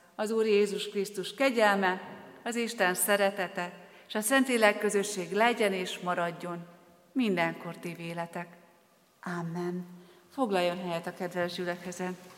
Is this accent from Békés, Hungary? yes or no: no; Soltvadkert, Bács-Kiskun, Hungary; moved away as an adult; also born or lived in Debrecen / Borsod County; Soltatkerti származású vagyok, és még édesapám Soltatkerten is él, és Kiskunhalasra jártam középiskolába